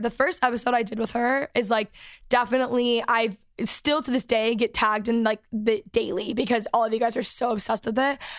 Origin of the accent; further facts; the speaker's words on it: Texas, United States; moved away; I am back from Texas. Last week I was home for the week